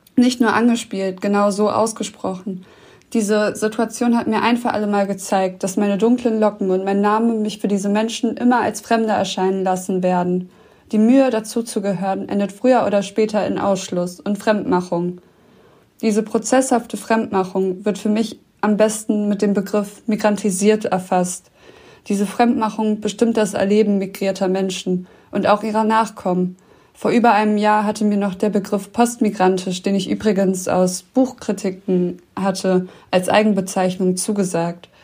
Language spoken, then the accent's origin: German; Düsseldorf, North Rhine-Westphalia, Germany; ich selbst, ich wurde doch in Düsseldorf geboren